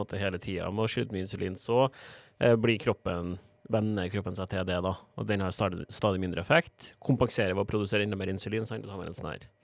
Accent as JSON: {"language": "Norwegian", "town": "Trondheim", "region": "Trøndelag", "country": "Norway", "moved": "yes", "said": "Var hjemme i Trondheim på juleferie"}